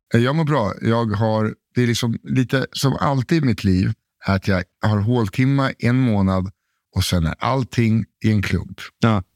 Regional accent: Sweden; I'm from Sweden

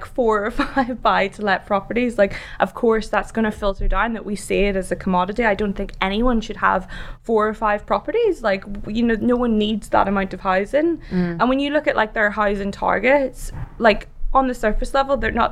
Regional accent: Ireland; moved away; I'm Irish.

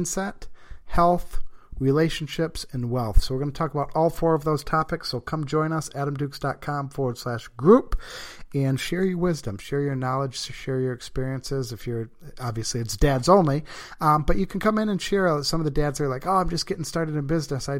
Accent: Brighton, Michigan, United States; I'm from a little town in Michigan called Brighton.

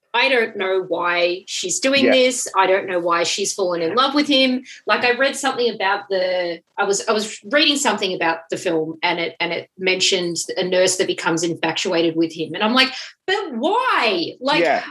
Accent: United States; as an American

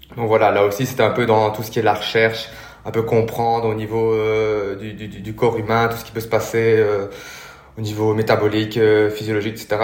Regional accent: Belgium; je suis belge

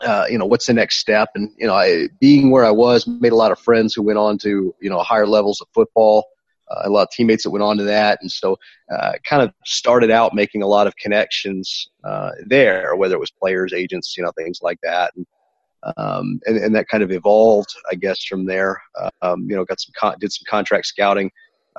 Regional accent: Arkansas, United States; also born or lived in St. Louis, Missouri / Tennessee / Kansas City; now in Denver, United States; I was born in St. Louis, which is actually the Midwest, but Tennessee, just outside of Nashville, just south of Nashville, and then Arkansas, most of it

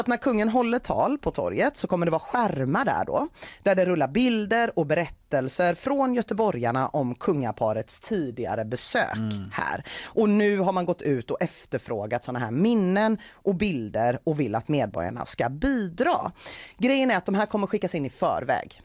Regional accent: Gothenburg, Västra Götaland, Sweden; som göteborgare

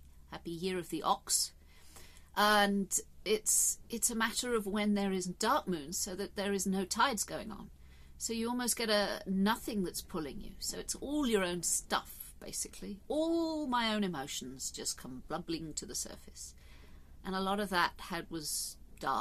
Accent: England, United Kingdom; I love my country. I'm English.

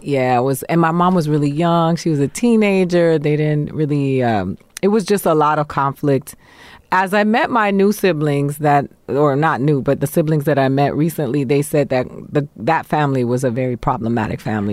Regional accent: Miami, Florida, United States; moved away; also born or lived in New York / Boston, Massachusetts; Miami is where I grew up

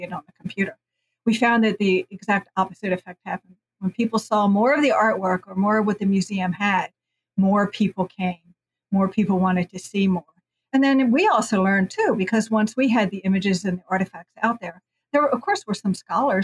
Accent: the North, Northern United States, United States; now in New Orleans, United States; as a Northerner

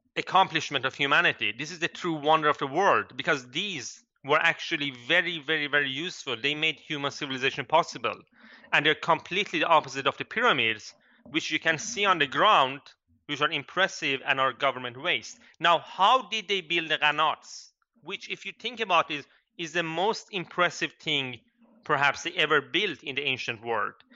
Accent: Kurdistan, Iran; I come from Iran, I'm Kurdish

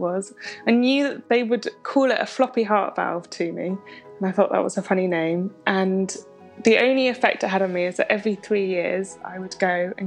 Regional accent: London, United Kingdom; I grew up in London

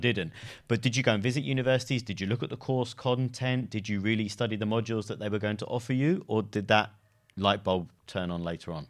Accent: London, United Kingdom; also born or lived in Exeter; I lived in London too, and I grew up in London

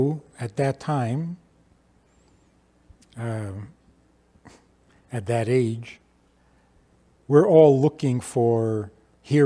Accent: New York City, New York, United States; I was growing up in Crown Heights

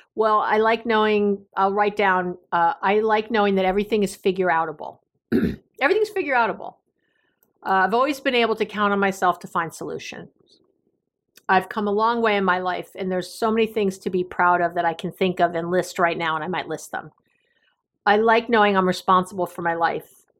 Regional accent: New York City, New York, United States; Growing up in New York City

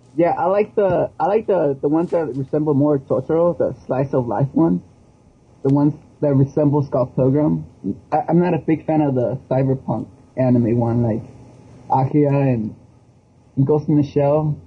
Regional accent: Mexico; moved away; I grew up in Mexico

